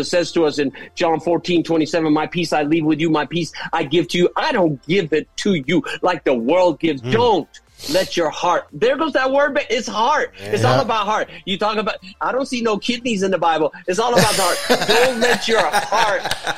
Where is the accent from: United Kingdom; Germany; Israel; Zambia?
Israel; Jerusalem, Jerusalem District; And that's how I was brought up in Jerusalem.